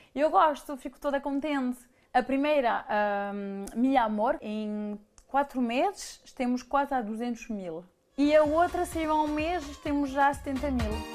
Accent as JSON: {"language": "Portuguese", "town": "Paris", "region": "Île-de-France", "country": "France", "tie": "born or raised there", "also_born_or_lived": "Mirandela, Portugal", "moved": "yes", "lives_now": "Switzerland", "said": "eu cresci em Paris"}